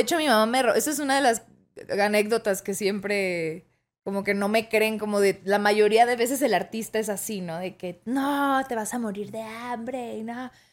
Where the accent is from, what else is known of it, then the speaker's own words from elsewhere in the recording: Toluca, State of Mexico, Mexico; also born or lived in Tijuana; soy de Tijuana pero desde muy chiquita me vine a mudar, me mudé a la Ciudad de México y luego al Estado de México, a Toluca específicamente